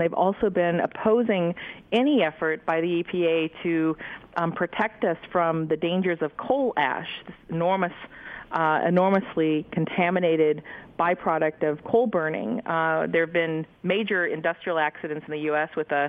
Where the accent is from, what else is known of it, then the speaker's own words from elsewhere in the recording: Wisconsin, United States; Scott Walker of Wisconsin, the notorious governor of my home state, is an ALEC alum.